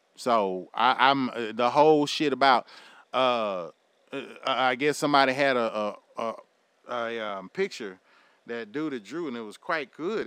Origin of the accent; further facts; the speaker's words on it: United States; as American citizens